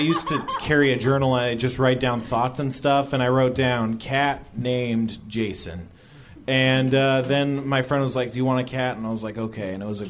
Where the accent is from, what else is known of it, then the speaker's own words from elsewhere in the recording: Long Beach, California, United States; I was born in Long Beach.